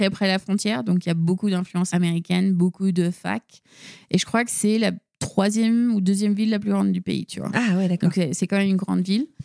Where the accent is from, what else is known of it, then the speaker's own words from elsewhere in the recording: La Celle-Saint-Cloud, Île-de-France, France; also born or lived in Mont-Saint-Aignan; Ok donc je suis née là-bas et après on a grandi donc à La Salle Saint-Cloud, juste à côté de Paris.